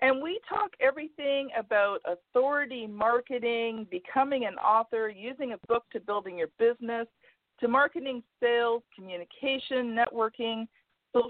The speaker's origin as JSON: {"language": "English", "country": "Canada", "said": "I'm Canadian"}